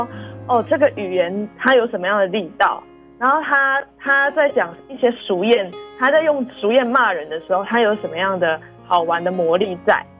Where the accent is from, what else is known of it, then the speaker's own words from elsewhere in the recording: Taiwan; first language Taiwanese Hokkien; Chinese is a second language; 就是我是讲台语的家庭，其实我从小从阿嬷啊，或者是即便到现在跟爸爸妈妈沟通，其实都是用台语去做沟通比较多。